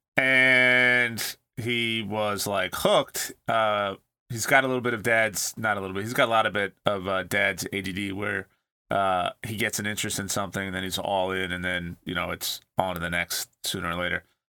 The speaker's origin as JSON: {"language": "English", "region": "California", "country": "United States", "tie": "born or raised there", "said": "growing up in California"}